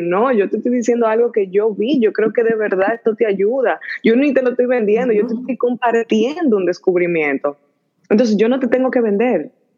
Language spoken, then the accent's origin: Spanish; Dominican Republic; moved away as an adult; also born or lived in Washington, D.C., United States / Silicon Valley, United States; now in United States; estudié, crecí en República Dominicana